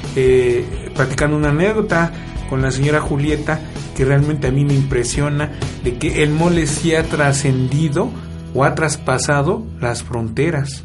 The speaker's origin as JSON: {"language": "Spanish", "town": "Milpa Alta", "region": "Mexico City", "country": "Mexico", "tie": "born or raised there", "said": "somos nativos de Milpalta"}